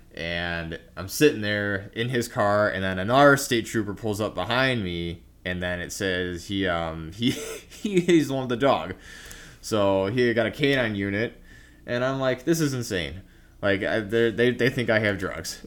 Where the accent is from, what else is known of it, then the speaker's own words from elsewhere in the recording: Indiana, United States; I'm from Indiana